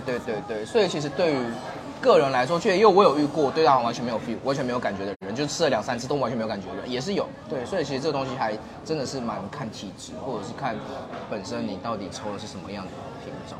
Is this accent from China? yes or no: no; Kaohsiung, Taiwan; 我是来自高雄的